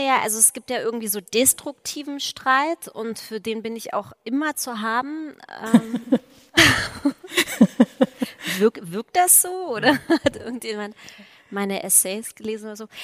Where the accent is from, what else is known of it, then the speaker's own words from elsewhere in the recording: East Germany, Germany; in der DDR aufgewachsen zu sein